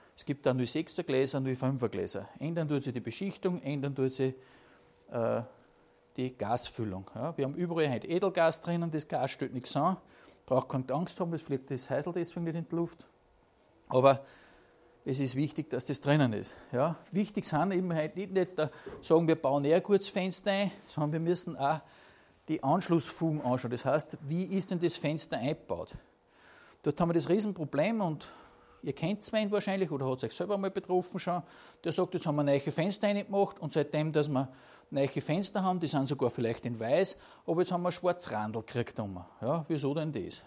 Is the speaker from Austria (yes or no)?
yes; Upper Austria, Austria; bei uns in Oberösterreich